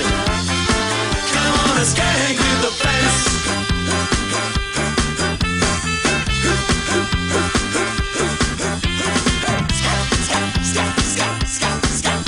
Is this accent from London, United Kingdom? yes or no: no; Nottingham, East Midlands, United Kingdom; now in Cyprus; my hometown of Nottingham